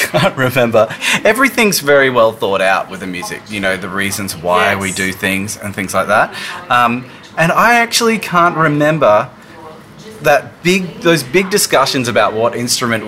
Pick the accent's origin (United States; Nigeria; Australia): Australia; Brisbane, Queensland; I grew up in Brisbane, and I went to uni here